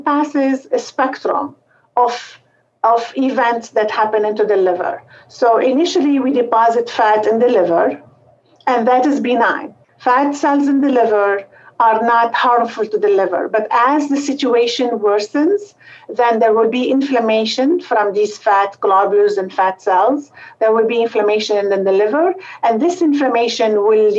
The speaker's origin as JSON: {"language": "English", "country": "Lebanon", "tie": "born or raised there", "also_born_or_lived": "Beirut, Lebanon", "moved": "as an adult", "lives_now": "Cleveland, United States", "said": "So I was born in Lebanon, and I did medical school at the French University, St. Joseph University in Beirut."}